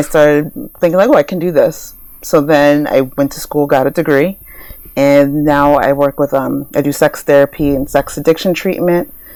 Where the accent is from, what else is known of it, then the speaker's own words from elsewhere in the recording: New Jersey, United States; now in Los Angeles, United States; I'm originally from New Jersey